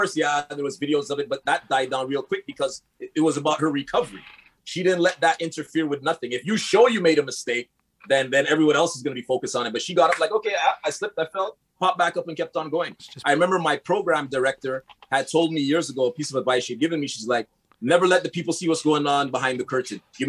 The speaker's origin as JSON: {"language": "English", "town": "Montreal", "region": "Quebec", "country": "Canada", "tie": "born or raised there", "also_born_or_lived": "LaSalle, Montreal", "said": "I grew up in Park Extension. I lived in LaSalle. I'm in the West Island now"}